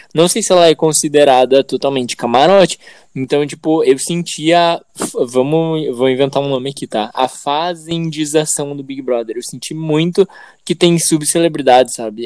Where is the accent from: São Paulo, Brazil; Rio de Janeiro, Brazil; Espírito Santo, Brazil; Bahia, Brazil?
Espírito Santo, Brazil; Conduru; eu fui criado em Conduru